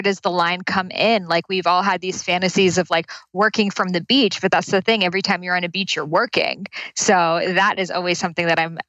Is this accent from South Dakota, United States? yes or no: no; Boston, Massachusetts, United States; now in Santa Monica, United States; In Boston.